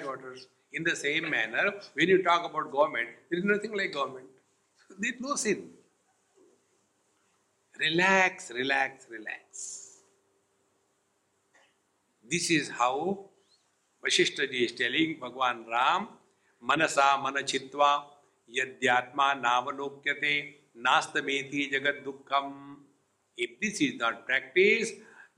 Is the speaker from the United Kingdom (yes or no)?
no; India; being Indian